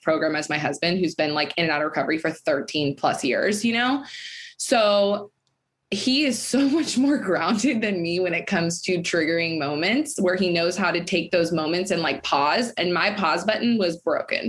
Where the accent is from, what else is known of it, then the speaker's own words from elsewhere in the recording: Folsom, California, United States; I'm from Folsom. It's like a really small town